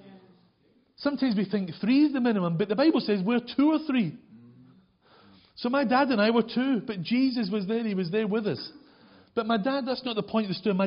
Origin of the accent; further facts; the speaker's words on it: Glasgow, Scotland, United Kingdom; also born or lived in Leeds / South Wales / York; now in Wakefield, United Kingdom; as a Glaswegian, I'd never seen a cow, never even smelled a cow